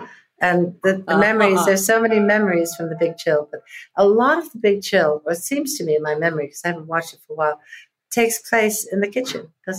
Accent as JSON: {"language": "English", "country": "United States", "also_born_or_lived": "London", "said": "As an American in London, but as an American in America"}